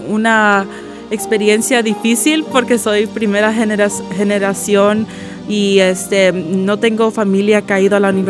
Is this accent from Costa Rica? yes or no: yes; Costa Rica; born there; yo nací en Costa Rica, pero no ha podido ir para atrás al país y no ha podido conocer a mis abuelos.